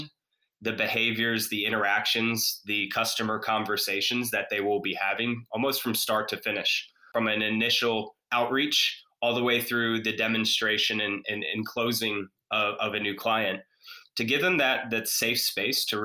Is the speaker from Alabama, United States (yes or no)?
no; Atlanta, Georgia, United States; now in Charlotte, United States; Grew up, born and raised in Atlanta, but proud to call Charlotte home now